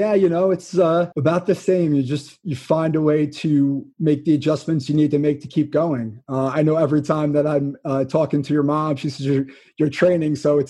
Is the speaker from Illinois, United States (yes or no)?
no; Malverne, New York, United States; Ava is from my hometown of Malvern, Long Island. So she's representing where I grew up.